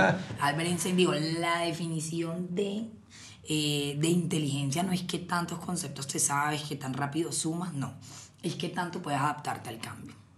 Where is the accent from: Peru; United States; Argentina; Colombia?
Colombia; Cartagena, Bolívar; yo soy de Cartagena